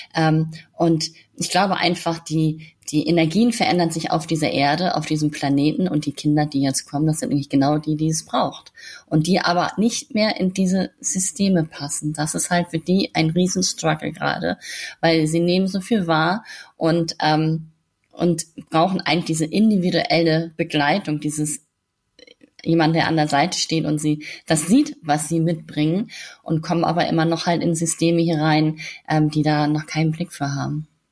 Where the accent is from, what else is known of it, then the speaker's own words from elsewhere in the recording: Hamburg, Germany; in der Stadt bei uns in Hamburg